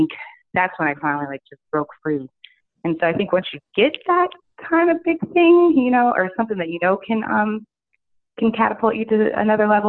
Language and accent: English; Virginia, United States; moved away as an adult; also born or lived in New York / Los Angeles; here in Virginia, I came back after about 8 years of, you know, living in New York, writing for all kinds of celebrities and all that, but my hometown's here